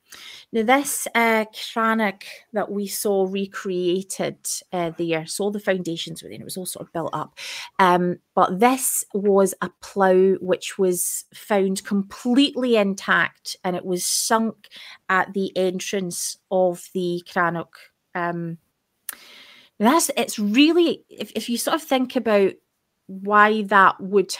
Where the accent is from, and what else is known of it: Scotland, United Kingdom; accent: broad Scottish